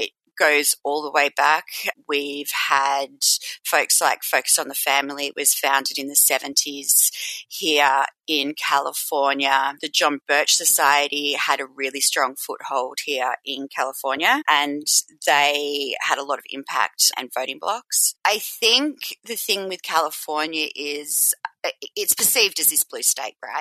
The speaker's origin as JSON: {"language": "English", "area": "Mornington Peninsula", "region": "Victoria", "country": "Australia", "tie": "born or raised there", "moved": "as an adult", "lives_now": "Los Angeles, United States", "said": "I'm originally from Australia, grew up on the Mornington Peninsula"}